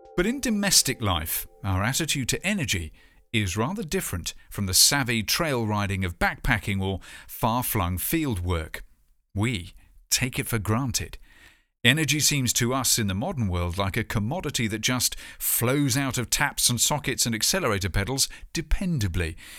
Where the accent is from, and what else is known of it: United Kingdom